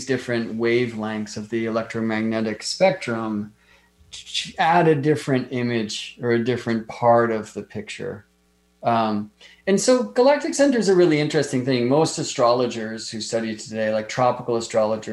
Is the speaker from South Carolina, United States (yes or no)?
no; Las Vegas, Nevada, United States; moved away; I grew up in Las Vegas